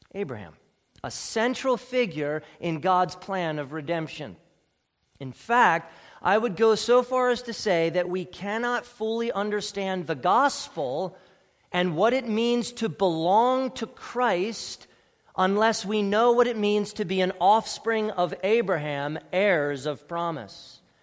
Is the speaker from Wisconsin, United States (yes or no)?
no; Ephrata, Pennsylvania, United States; I was born at Ephrata Community Hospital.